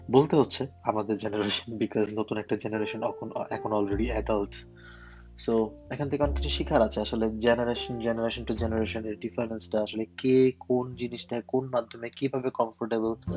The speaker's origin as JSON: {"language": "Bangla", "country": "Bangladesh", "moved": "yes", "lives_now": "Germany", "said": "জার্মানিতে আমি একজন বাংলাদেশি জার্মান প্রবাসী"}